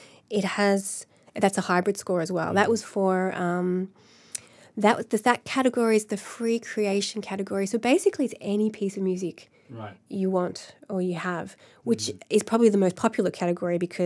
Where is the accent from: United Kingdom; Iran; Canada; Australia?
Australia; Melbourne, Victoria; also born or lived in Los Angeles, United States; now in Dublin, Ireland; it's from Melbourne, my hometown